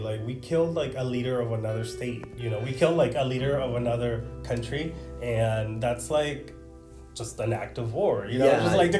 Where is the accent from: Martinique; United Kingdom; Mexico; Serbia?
Mexico; Tecate, Baja California; also born or lived in Tijuana, Mexico / San Isidro, California / Chula Vista, California; now in San Diego, United States; And it was really awesome like growing up in Tecate.